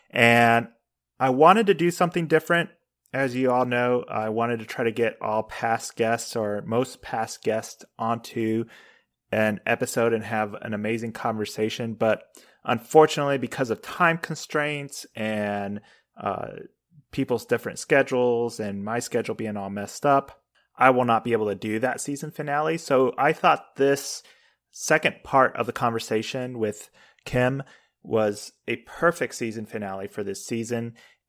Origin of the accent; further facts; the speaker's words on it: Spain; I didn't grow up in the United States. I grew up in Spain, actually.